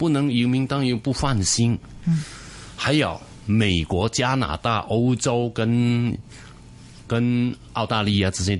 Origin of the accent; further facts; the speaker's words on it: Hong Kong; 那主要是新加坡人对跟我们很难分出，我们香港人跟新加坡人有什么差别？